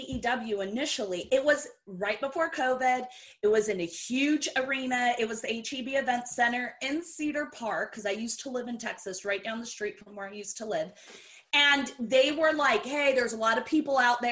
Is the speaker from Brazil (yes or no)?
yes; Brazil; I am really from Brazil